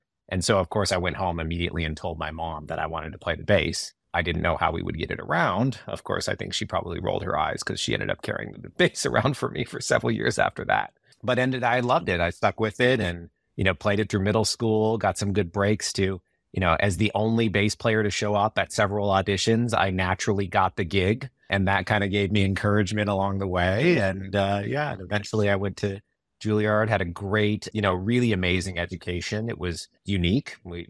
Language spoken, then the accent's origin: English; Yorba Linda, California, United States; I grew up in Yorba Linda, California, a little town in Orange County.